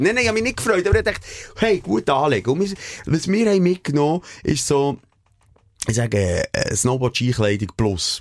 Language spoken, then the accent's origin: German; Switzerland; wir als Schweizer